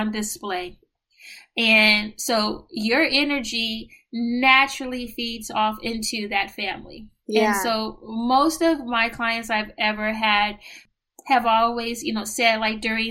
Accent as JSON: {"language": "English", "town": "San Francisco", "region": "California", "country": "United States", "moved": "as an adult", "lives_now": "New York, United States", "said": "I am originally from San Francisco, California"}